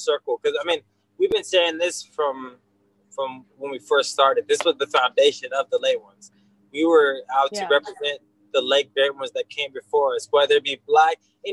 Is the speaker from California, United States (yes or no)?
yes; Gardena, California, United States; moved away; also born or lived in Hawaii; We grew up in Gardena, California. And then we moved to Hawaii for about 10 years.